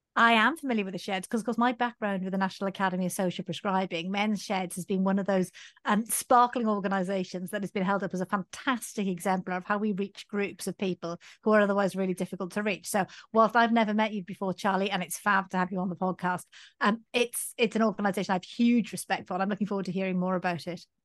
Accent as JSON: {"language": "English", "town": "Swansea", "region": "Wales", "country": "United Kingdom", "tie": "born or raised there", "said": "Swansea, which is actually my hometown"}